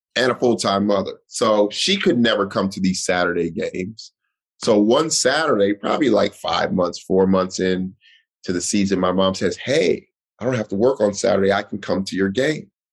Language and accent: English; Denver, Colorado, United States; moved away as an adult; now in New York City, United States; I'm from the Five Points